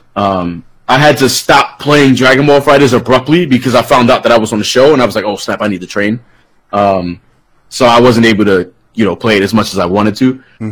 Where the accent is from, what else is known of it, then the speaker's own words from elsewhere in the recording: New York City, New York, United States; now in Florida, United States; I'm from the Bronx originally, Bronx, New York